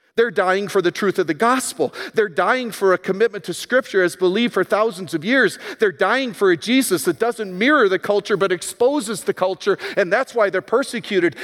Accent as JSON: {"language": "English", "country": "United States", "tie": "born or raised there", "said": "it was the U S"}